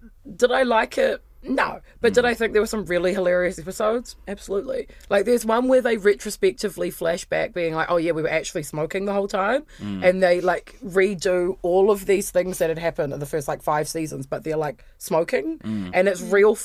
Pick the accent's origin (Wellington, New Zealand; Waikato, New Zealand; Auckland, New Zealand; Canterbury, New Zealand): Wellington, New Zealand; Lower Hutt; moved away; growing up in the Hutt, you're like, I'm going to go live in town